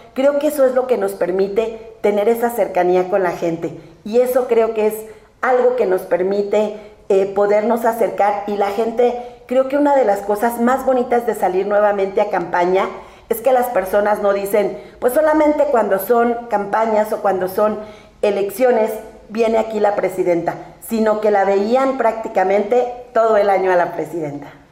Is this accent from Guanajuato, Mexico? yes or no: no; Melchor Ocampo, State of Mexico, Mexico; yo nací en Melchorocampo, toda mi vida he vivido ahí